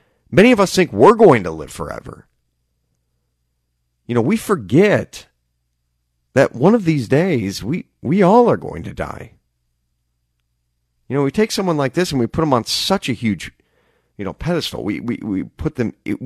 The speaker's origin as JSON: {"language": "English", "town": "Des Moines", "region": "Iowa", "country": "United States", "said": "I'm from Des Moines"}